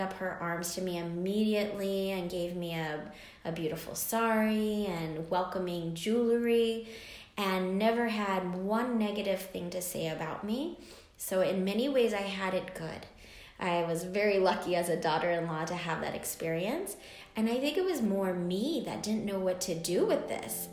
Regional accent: United States; I'm an American girl.

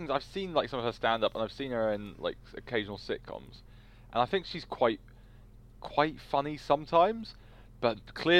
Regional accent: United Kingdom; we, as British people

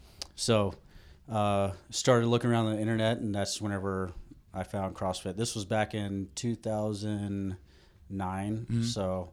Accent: Alabama, United States; So originally I grew up in Alabama.

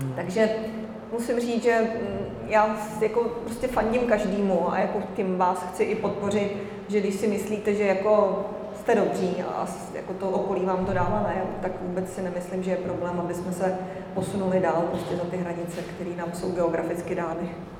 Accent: Czechia; jako Češi

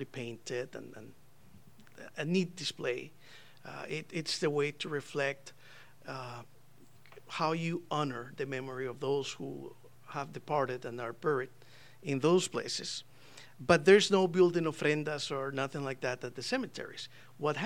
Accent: Costa Rica; moved away; I'm from Costa Rica

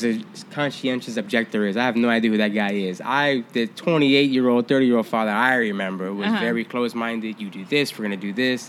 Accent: Virginia, United States; But back in the day, y'all from the West Coast, y'all from New York, and y'all from down south. We're from Virginia. Who the fuck gave a damn about Virginia?

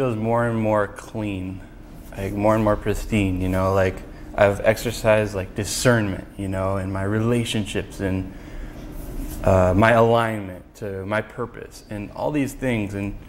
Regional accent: Mountain View, California, United States; I was born in Mountain View.

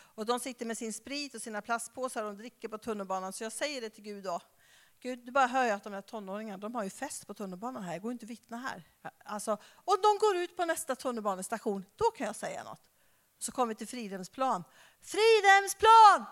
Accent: Skara, Västra Götaland, Sweden; now in Stockholm, Sweden; jag kommer ju från Skara

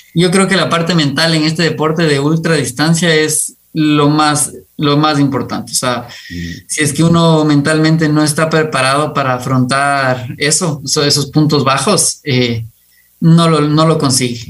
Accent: Quito, Pichincha, Ecuador; yo nací en Quito. me encanta el Ecuador, me encanta, me encantó crecer rodeado de montañas

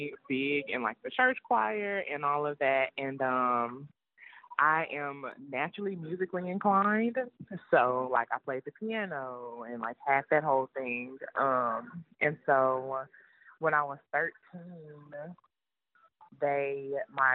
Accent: North Little Rock, Arkansas, United States; moved away as an adult; also born or lived in Fort Worth, Texas; So I'm originally from North Little Rock, Arkansas, and I knew I wanted to leave Arkansas

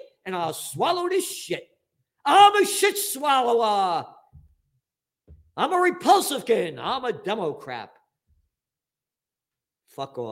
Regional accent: United States; I'm an American

